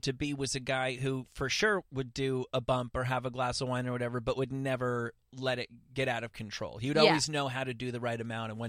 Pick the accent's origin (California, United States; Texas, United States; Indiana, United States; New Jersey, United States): New Jersey, United States; oh, now I'm from New Jersey, so I can put myself pretty easily.